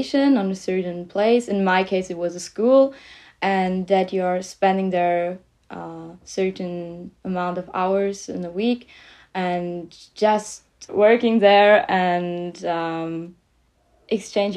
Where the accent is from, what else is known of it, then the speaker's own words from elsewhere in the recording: Germany; also born or lived in Liège, Belgium; I'm 19 years old and I come from Germany